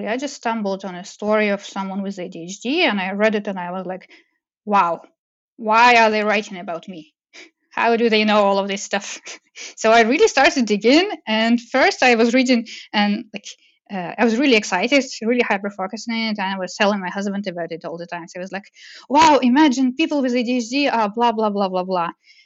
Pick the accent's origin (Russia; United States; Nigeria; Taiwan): Russia; moved away as an adult; also born or lived in Moscow, Russia / Montreal, Canada; growing up in Russia